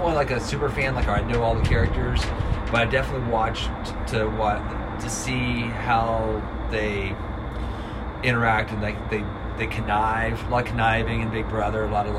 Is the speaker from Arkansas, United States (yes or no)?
no; Aberdeen, Ohio, United States; I grew up in Aberdeen.